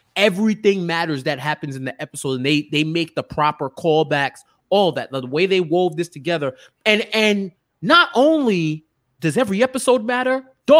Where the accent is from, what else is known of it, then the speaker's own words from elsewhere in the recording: New York, United States; Yo, I'm from New York. I know a billion Cyborgmans, yo.